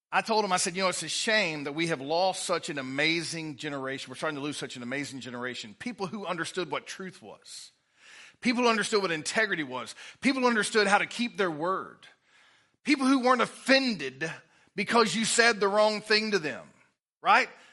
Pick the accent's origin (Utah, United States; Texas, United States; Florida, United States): Texas, United States; Livingston; I'm from Livingston, Texas